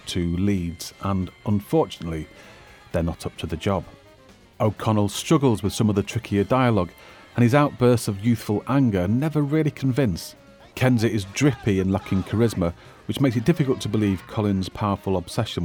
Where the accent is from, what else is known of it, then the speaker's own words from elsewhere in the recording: Manchester, North West England, United Kingdom; I'm a Mancunian